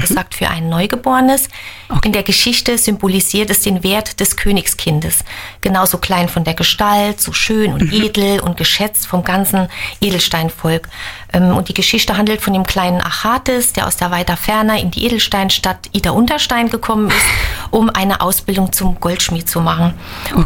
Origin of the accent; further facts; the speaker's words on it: Reichenbach, Germany; meinem Heimatort Reichenbach